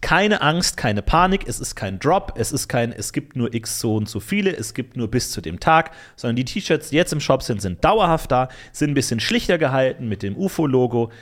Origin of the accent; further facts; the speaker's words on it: Ebersberg, Bavaria, Germany; In meiner Heimatstadt Ebersberg